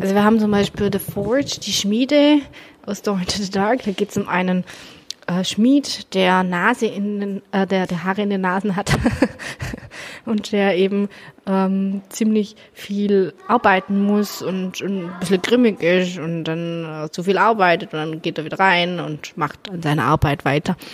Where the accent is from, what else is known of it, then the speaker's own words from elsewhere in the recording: Germany; bei uns in Deutschland